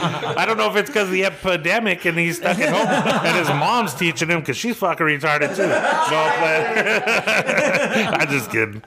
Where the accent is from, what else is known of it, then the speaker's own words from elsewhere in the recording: Colorado, United States; we're from Colorado.